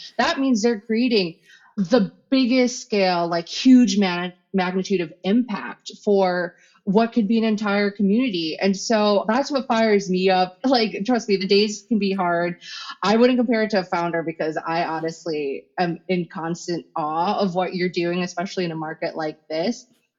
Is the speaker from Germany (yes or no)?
no; Philippines; I'm Filipino, so then we do karaoke afterwards.